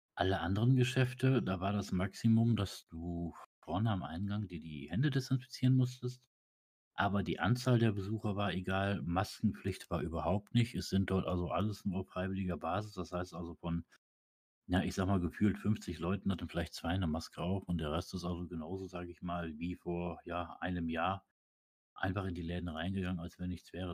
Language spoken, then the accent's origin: German; Osnabrück, Lower Saxony, Germany; ich komme ja aus Osnabrück